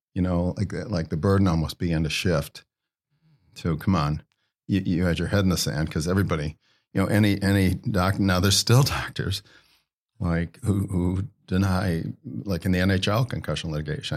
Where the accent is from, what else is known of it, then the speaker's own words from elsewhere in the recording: Ohio, United States; in my home state of Ohio, a guy, I played high school football against